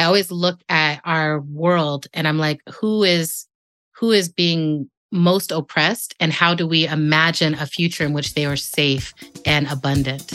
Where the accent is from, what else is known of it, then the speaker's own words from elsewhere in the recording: El Paso, Texas, United States; moved away; I was born in the part of Mexico that's in Texas called El Paso